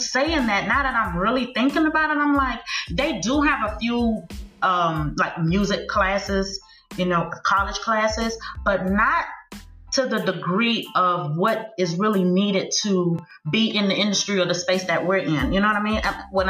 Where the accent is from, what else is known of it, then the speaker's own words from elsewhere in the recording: Miami, Florida, United States; growing up in Miami, when I first discovered that I could rap